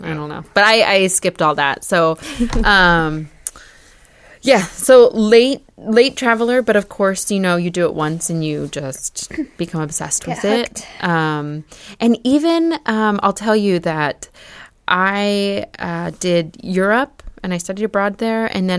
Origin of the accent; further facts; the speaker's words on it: United States; growing up in the United States, we're very diverse. I grew up with a very diverse group of friends, you know, like a Vietnamese, a Romanian, people from all over.